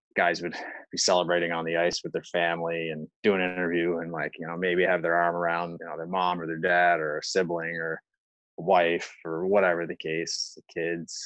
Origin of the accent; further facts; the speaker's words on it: Prince Edward Island, Canada; my hometown